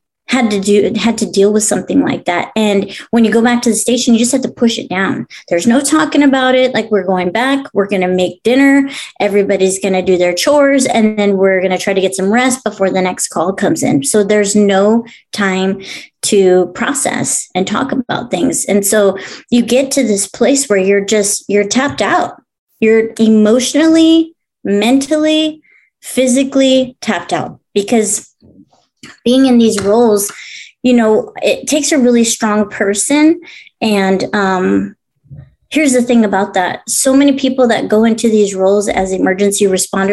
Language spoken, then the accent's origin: English; Lake Los Angeles, California, United States; also born or lived in Orange County; we grew up out in Lake LA, which is like out in the Antelope Valley area